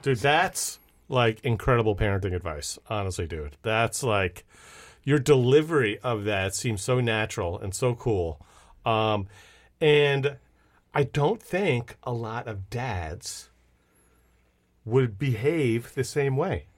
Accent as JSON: {"language": "English", "country": "Switzerland", "moved": "yes", "lives_now": "United States", "said": "my kids have never been to Switzerland, right, which is my home country."}